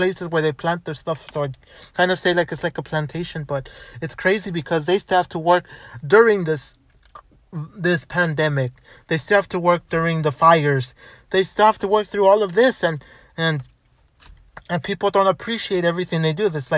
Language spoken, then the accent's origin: English; United States; I'm an American. I was born here